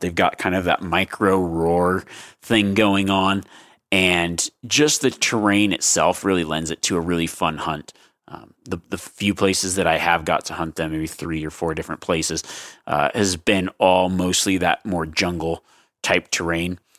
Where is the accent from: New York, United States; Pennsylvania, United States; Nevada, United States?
Nevada, United States; I grew up hunting in Nevada